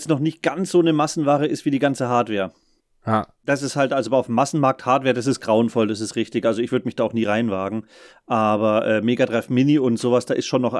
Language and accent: German; Saxony, Germany; now in Bavaria, Germany; Nee, ich bin ja eigentlich gebürtiger Sachse.